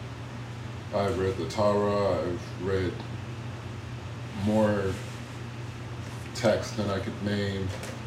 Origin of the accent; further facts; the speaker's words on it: Austin, Texas, United States; I am from Austin, Texas, the east side, born and raised. And, well, no, I was raised on the south part of Austin